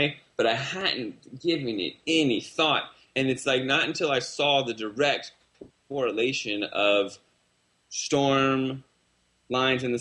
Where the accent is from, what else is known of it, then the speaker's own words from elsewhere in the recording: Northern Virginia, United States; moved away as an adult; now in California, United States; Grew up just outside Washington, D.C. in Northern Virginia